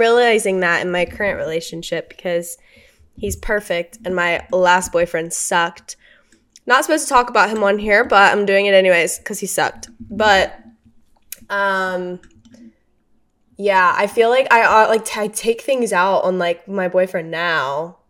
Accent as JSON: {"language": "English", "region": "Louisiana", "country": "United States", "tie": "born or raised there", "moved": "yes", "said": "I grew up in Louisiana"}